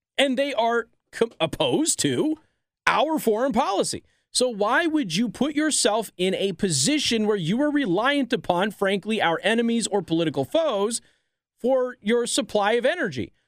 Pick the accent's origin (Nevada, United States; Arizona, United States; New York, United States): Nevada, United States; My hometown of Nevada